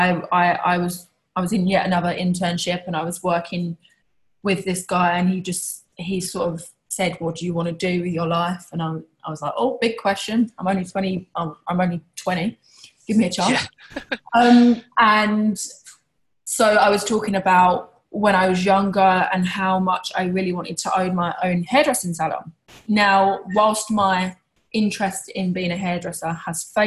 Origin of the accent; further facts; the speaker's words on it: Tilbury, East of England, United Kingdom; I was born in Essex in a small town called Tilbury. Which is probably most famous for its docks. I guess growing up, I was a regular kid, went to a regular school and I had a regular life